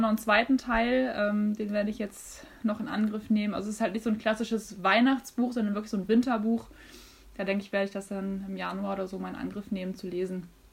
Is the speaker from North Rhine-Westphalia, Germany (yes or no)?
yes; North Rhine-Westphalia, Germany; bei uns in NRW